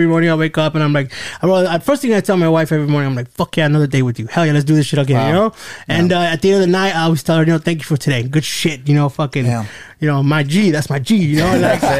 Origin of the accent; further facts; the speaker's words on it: United States; I grew up here in the States and, you know, I do, you know, I went to school. I spoke English at school.